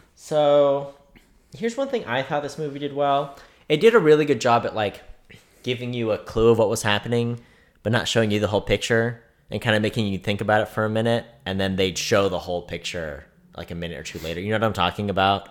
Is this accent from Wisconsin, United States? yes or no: no; California, United States; now in Kansas City, United States; growing up in California, if I wanted to go do something cool, it was at least an hour away